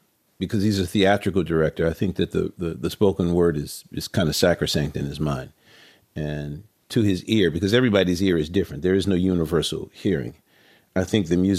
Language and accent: English; New Orleans, Louisiana, United States; moved away; also born or lived in New York; I grew up in New Orleans, man. Everybody talks that way.